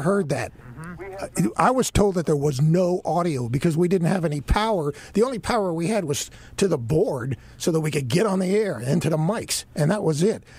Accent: Miami, Florida, United States; now in Charlotte, United States; I grew up in Miami

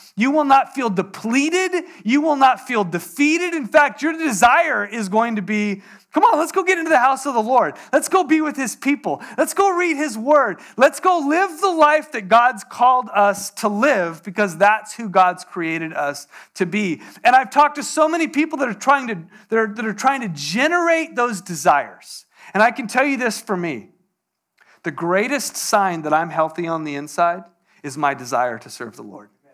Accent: Poway, California, United States; I grew up in Poway

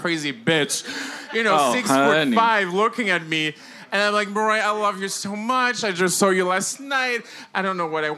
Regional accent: Paris, Île-de-France, France; moved away as an adult; now in New York, United States; So I'm French. I was born in Paris. I moved here 2 years ago to New York.

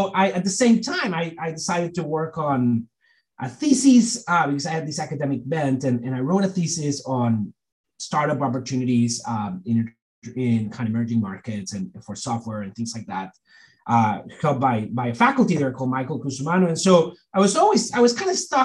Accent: Monterrey, Nuevo León, Mexico; moved away as an adult; So I grew up in Mexico, this area in the northeast called Monterrey, which is like sort of a kind of big city over there

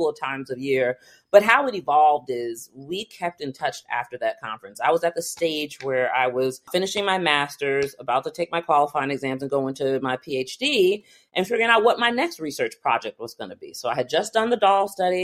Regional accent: White Plains, New York, United States; I grew up in White Plains, New York

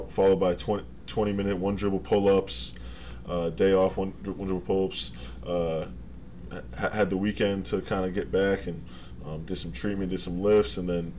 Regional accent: Rhode Island, United States; I'm from Rhode Island

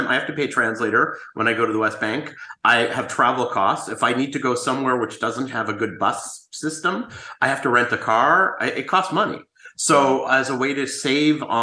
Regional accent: Canada; now in Israel; I'm more Canadian than I am a Jewish Israeli

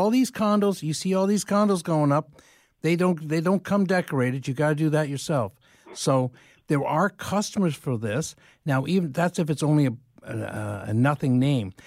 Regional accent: London, Ontario, Canada; moved away; also born or lived in Dublin / Kilkenny; I grew up in London.

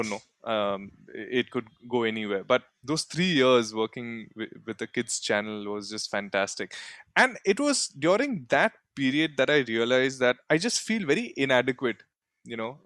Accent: Mumbai, Maharashtra, India; also born or lived in Surat, Gujarat; I was born in Surat, Gujarat. And then, yeah, grew up the rest of my life till now in Bombay

